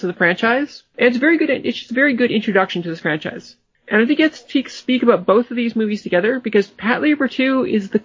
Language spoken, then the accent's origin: English; Newfoundland and Labrador, Canada; now in Toronto, Canada; I grew up in Labrador.